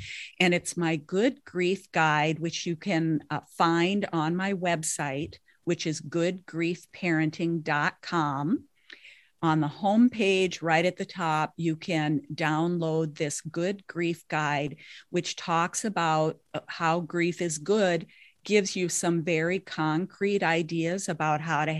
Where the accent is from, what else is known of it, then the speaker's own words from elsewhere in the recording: Minnesota, United States; now in Twin Cities, United States; I now live in the Twin Cities area, but I grew up on the Canadian border.